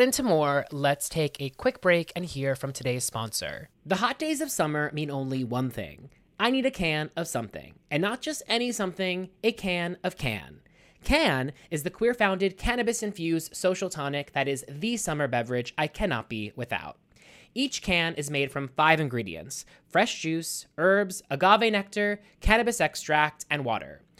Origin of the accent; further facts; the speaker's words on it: Pittsburgh, Pennsylvania, United States; my hometown of Pittsburgh